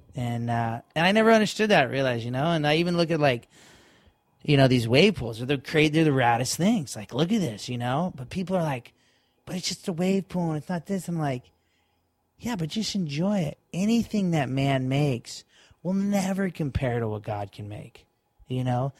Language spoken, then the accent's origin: English; Florida, United States; we're kids from Florida and we're in Hawaii right now